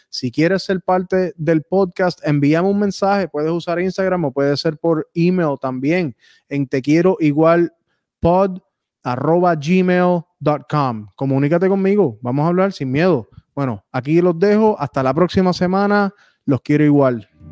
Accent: Puerto Rico; un boricua

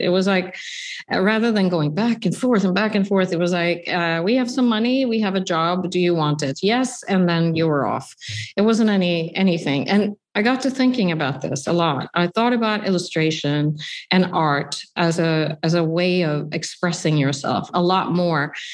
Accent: Sweden; now in New York, United States; I grew up in Sweden

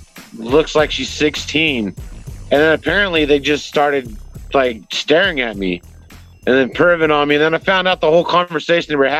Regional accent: California, United States; moved away; I'm from California.

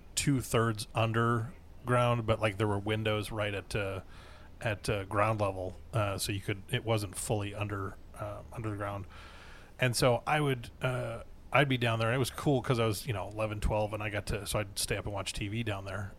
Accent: Wisconsin, United States; moved away; also born or lived in Minnesota; growing up in Wisconsin, they lived about two hours away from us, and then when we moved to Minnesota

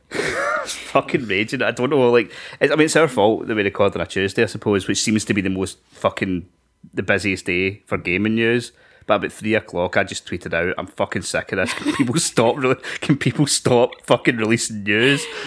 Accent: Scotland, United Kingdom; we're Scottish

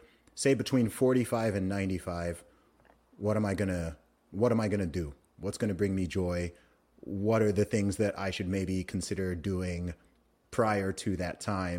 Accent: Saudi Arabia; my mom had five kids and then she went and we grew up in Saudi Arabia, right?

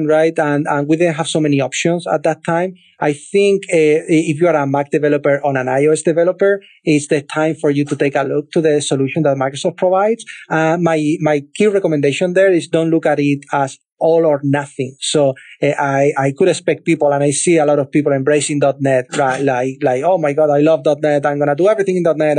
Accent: Cadiz, Andalusia, Spain; moved away; a city called Cadiz. I'm from there. That's my hometown

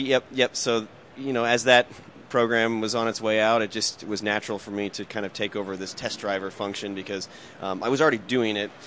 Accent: Indianapolis, Indiana, United States; growing up in Indianapolis, I was always around automotive racing

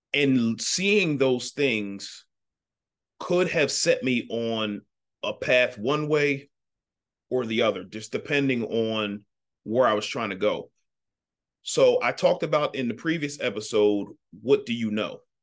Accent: Ardmore, Pennsylvania, United States; I grew up in Ardmore, Pennsylvania.

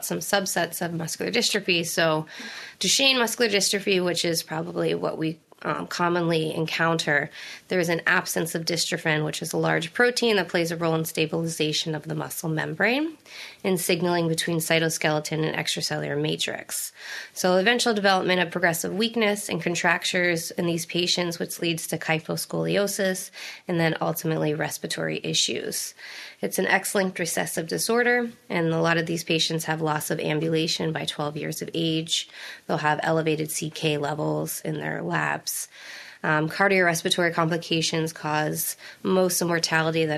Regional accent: Erie, Pennsylvania, United States; moved away as an adult; also born or lived in New Jersey; now in Baltimore, United States; originally from Erie, Pennsylvania

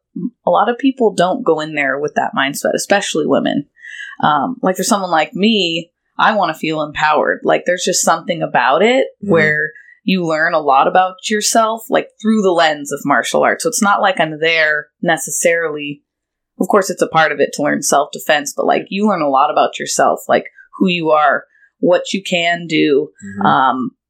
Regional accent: United States; moved away as an adult; also born or lived in San Luis Obispo; I grew up in Lake Tahoe area

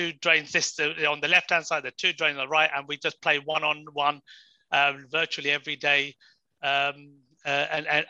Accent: Crawley, South East England, United Kingdom; moved away as an adult; also born or lived in Horsham; now in Warwickshire, United Kingdom; I grew up in Crawley most of my life, and then moved into a place called Horsham in Sussex as well.

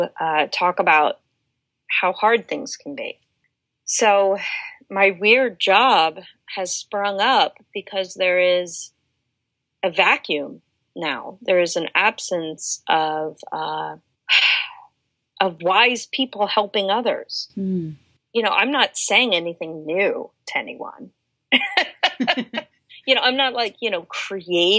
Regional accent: Delaware, United States; now in Washington, DC, United States; I grew up in Delaware

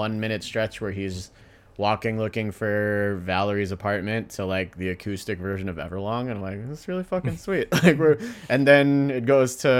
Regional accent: Pacifica, California, United States; I'm a Pacifica kid

